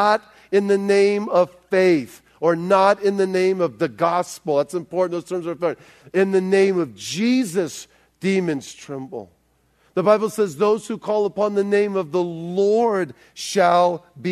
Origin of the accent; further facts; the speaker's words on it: South Bay, Los Angeles, California, United States; I grew up in South Bay, but the South Bay is beautifully dynamic, more dynamic than it was when I was in high school